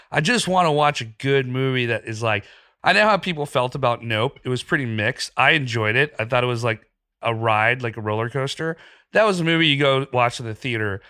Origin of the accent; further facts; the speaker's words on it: Pakistan; moved away; I grew up in Pakistan.